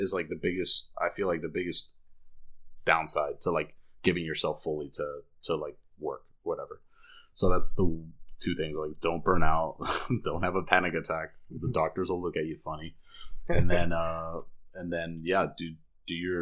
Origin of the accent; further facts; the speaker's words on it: Miami, Florida, United States; also born or lived in Davie, Florida / Fort Lauderdale, Florida; I was born in Miami, raised by Cuban parents, went to school in Davie